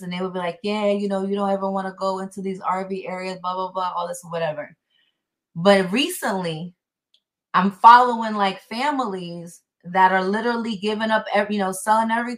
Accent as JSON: {"language": "English", "town": "New York City", "region": "New York", "country": "United States", "tie": "born or raised there", "moved": "as an adult", "lives_now": "Florida, United States", "said": "when I was growing up in New York"}